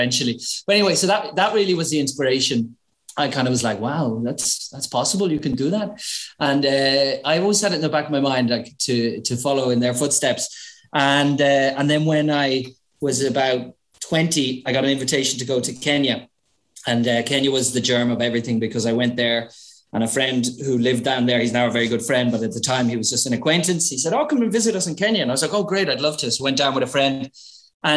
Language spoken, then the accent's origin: English; Ireland; moved away as an adult; now in Madrid, Spain; I'm actually Irish, but this is where I ended up after many years on the road. This is home now, but I'm from a little town between Dublin and Belfast in Ireland.